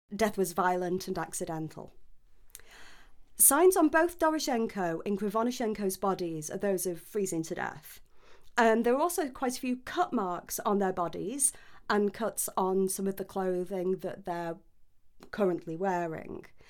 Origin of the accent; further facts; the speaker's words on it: United Kingdom; I'm British